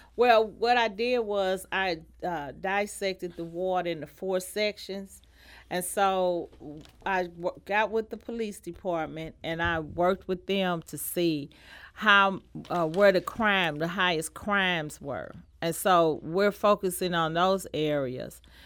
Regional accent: St. Louis, Missouri, United States; I was born in Saint Louis and I was raised in Saint Louis, in North Saint Louis

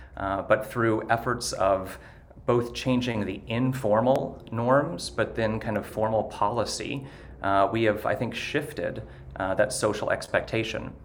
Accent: Ste. Genevieve, Missouri, United States; moved away; I actually am from rural Missouri. I'm from St. Genevieve originally and still have a lot of family

